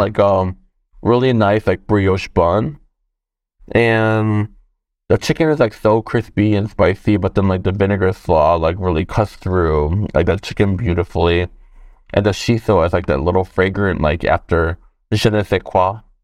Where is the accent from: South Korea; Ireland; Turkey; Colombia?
South Korea; moved away; growing up in Korea, I think I was, like, in second or first grade.